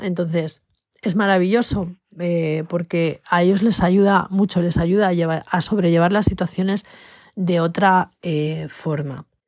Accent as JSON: {"language": "Spanish", "country": "Spain", "said": "aquí en España"}